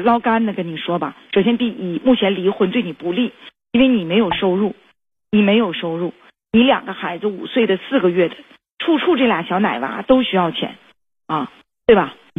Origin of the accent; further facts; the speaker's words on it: Guangxi, China; 我广西的